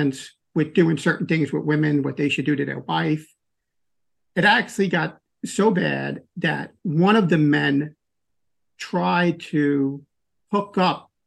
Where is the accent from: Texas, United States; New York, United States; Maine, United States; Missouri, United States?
New York, United States; New York City; grew up in a small little town in Queens, New York, which was actually on the water, an island in a place called the Rockaways